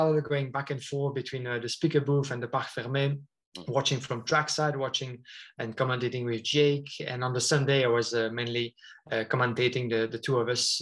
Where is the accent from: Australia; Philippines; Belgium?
Belgium; near Spa-Francorchamps, Wallonia; moved away as an adult; now in Brussels, Belgium; my region where I was born and raised is near to Spa-Francorchamps